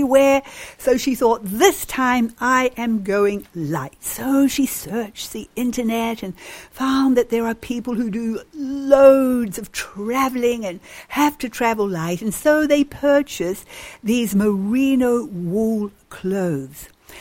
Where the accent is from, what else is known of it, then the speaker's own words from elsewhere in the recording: New Zealand; I was brought up in New Zealand, a sheep country